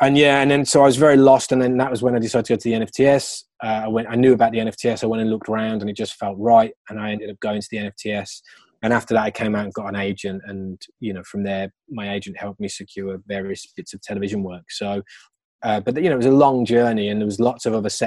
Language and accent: English; Birmingham, West Midlands, United Kingdom; moved away; I'm from Birmingham. So when I came out, I went back to Birmingham